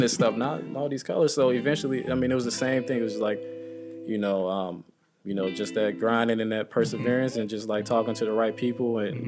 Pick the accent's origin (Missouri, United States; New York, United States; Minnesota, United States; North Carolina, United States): Missouri, United States; St. Louis; moved away as an adult; now in Baltimore, United States; in my hometown. We had the Mike Brown situation.